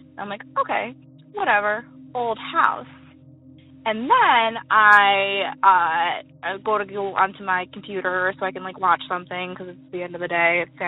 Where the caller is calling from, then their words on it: Western New York, United States; I'm calling from Western New York.